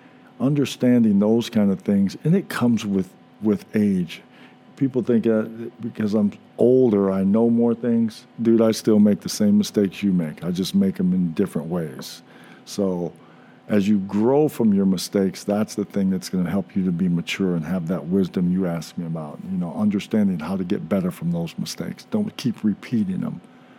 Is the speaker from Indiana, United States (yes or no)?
yes; Indianapolis, Indiana, United States; from Indianapolis.